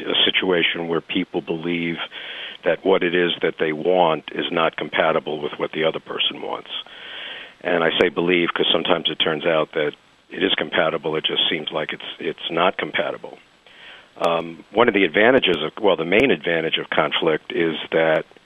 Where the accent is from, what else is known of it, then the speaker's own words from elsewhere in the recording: New York, United States; now in San Diego, United States; growing up in New York in a city housing project in a loud family